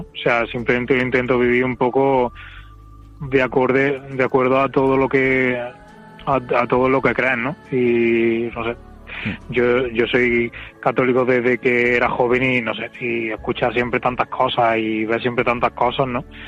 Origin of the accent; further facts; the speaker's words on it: Córdoba, Andalusia, Spain; moved away as an adult; also born or lived in Madrid; now in Córdoba, Spain; soy de aquí, soy de Córdoba y me fui allí a trabajar